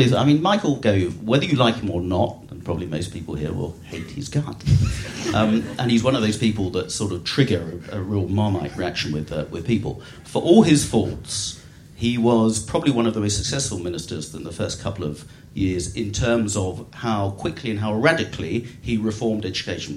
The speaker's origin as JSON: {"language": "English", "town": "Eastbourne", "region": "South East England", "country": "United Kingdom", "tie": "born or raised there", "said": "I was born in Eastbourne"}